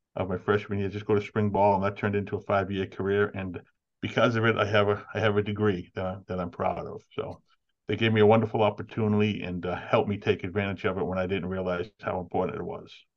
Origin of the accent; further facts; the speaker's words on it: Everett, Massachusetts, United States; also born or lived in Winchester, Massachusetts; Spent a lot of time uh, early, in my early years growing up in Everett, Massachusetts, and then uh, I found an uncle started a construction business that uh, took off and had some success. And we moved out to Winchester, and I've been there ever since